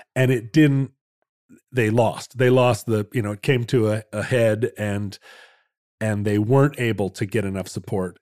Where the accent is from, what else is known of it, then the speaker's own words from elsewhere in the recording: the West, United States; growing up in the West